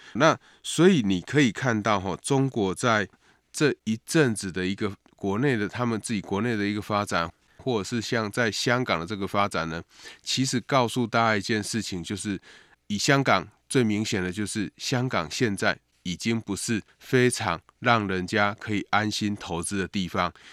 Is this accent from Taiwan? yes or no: yes; Taiwan; 对台湾的外交及国际地位当然会有不小的这个影响哈，也显示我们在外交上有一个重大的突破